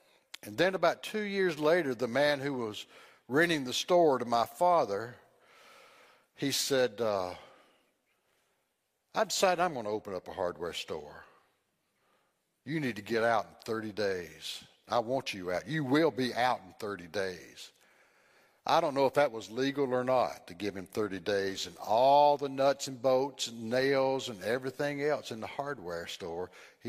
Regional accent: Greenville, United States; born there; I was born in Greenville, and we lived in the Sanssouci area for my first 3 years.

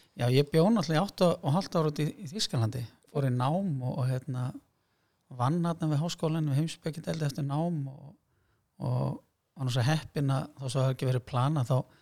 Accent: Hafnarfjörður, Capital Region, Iceland; moved away as an adult; also born or lived in Germany; að fara að kenna við gamla grunnskóla minn, öldunskóla og var þar í ykkur, ykkur ár og kendi svo hérna, í Flensborg og það var svolítið heimaslöðum

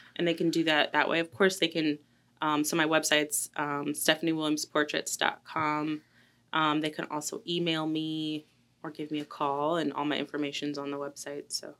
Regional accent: Delaware, Ohio, United States; now in Colombia; I am from a little town right outside of Columbus called Delaware, Ohio

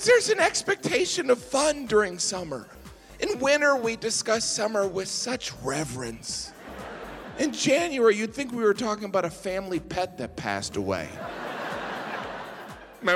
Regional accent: Midwest, United States; I'm from the Midwest

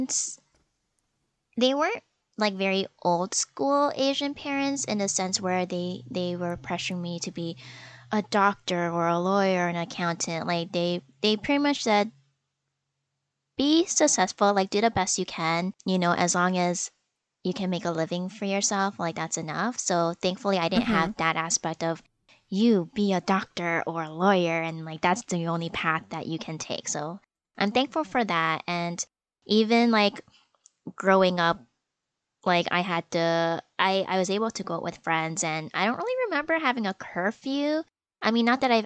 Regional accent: Canada; I am Chinese Canadian. I mean, I guess more specifically, I guess Malaysian, because my parents are from Malaysia

